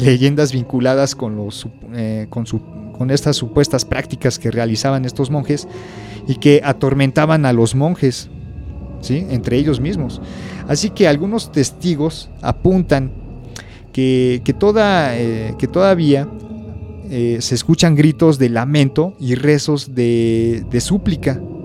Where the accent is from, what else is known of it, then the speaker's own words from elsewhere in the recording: Mexico; como mexicanos